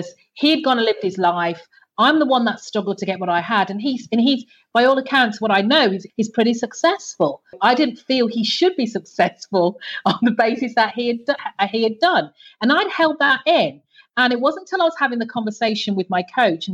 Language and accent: English; Birmingham, West Midlands, United Kingdom; now in Antigua; I grew up, as you can tell by my accent, I grew up in the UK. I'm UK born. Mm-hmm. So I grew up in the UK's second largest city.